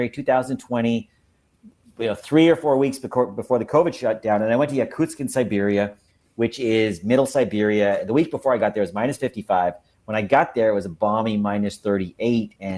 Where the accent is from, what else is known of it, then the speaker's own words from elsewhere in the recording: Montreal, Quebec, Canada; now in Los Angeles, United States; I'm originally from Montreal, Quebec, Canada, which is a cold, snowy city. But now I'm in Los Angeles, California